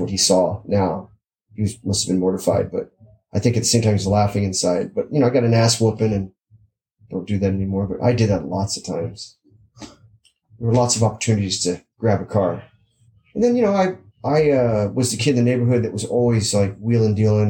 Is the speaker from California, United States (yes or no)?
yes; Southern California, United States; I grew up here in SoCal